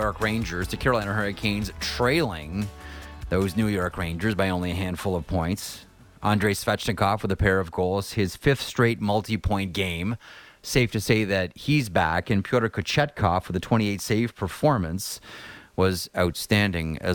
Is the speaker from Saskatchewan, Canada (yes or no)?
no; Toronto, Ontario, Canada; I grew up in Toronto.